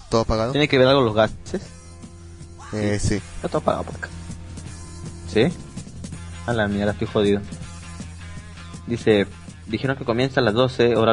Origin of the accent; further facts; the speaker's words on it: Peru; Somos peruanos